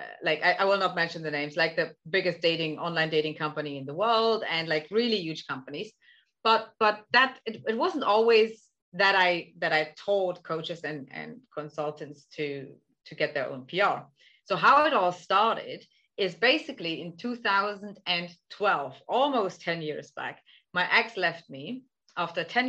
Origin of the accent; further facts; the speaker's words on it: Germany; now in Netherlands; I'm originally from Germany. I live in the Netherlands